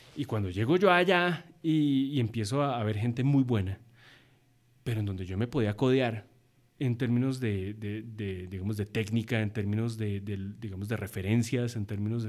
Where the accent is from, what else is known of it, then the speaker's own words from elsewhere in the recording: Colombia; also born or lived in United States / Birmingham, England; soy, un colombiano